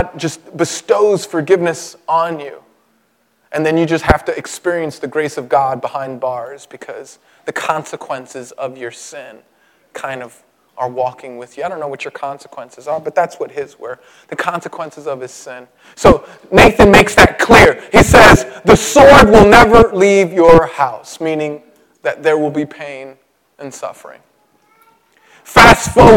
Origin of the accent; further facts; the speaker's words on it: New York City, New York, United States; I was born in Brooklyn, my mother on welfare